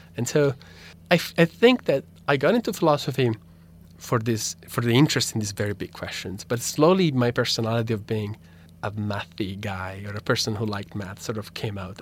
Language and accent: English; Italy; first language Italian; English is a second language; moved away; my native language, Italian